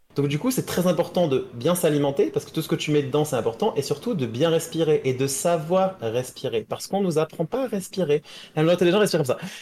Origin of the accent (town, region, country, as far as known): France